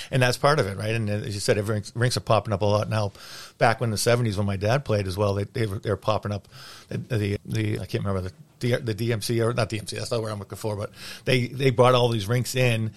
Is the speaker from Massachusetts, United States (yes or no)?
yes; Lynnfield, Massachusetts, United States; I grew up in Linfield. My dad lived in Linfield when he was playing, so I played for Linfield Youth Hockey.